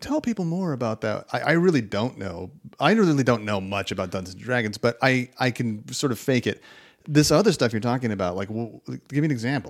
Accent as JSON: {"language": "English", "town": "Fresno", "region": "California", "country": "United States", "also_born_or_lived": "Daly City", "said": "And I was really out of my element coming from the suburbs of Fresno to the subur"}